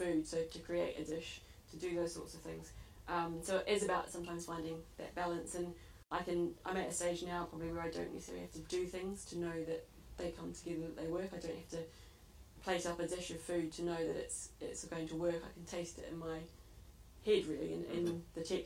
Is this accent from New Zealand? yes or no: yes; New Zealand; now in United Kingdom; growing up in New Zealand, I saw where my food came from